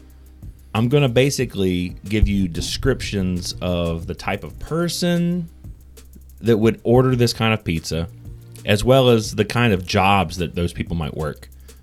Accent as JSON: {"language": "English", "country": "Canada", "said": "I also enjoy hockey and being Canadian."}